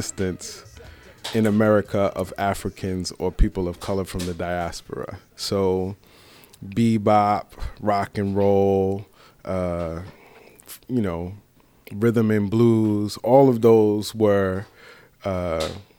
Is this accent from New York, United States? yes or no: yes; New York City, New York, United States; originally from the Bronx, Boogie Down, Bronx, New York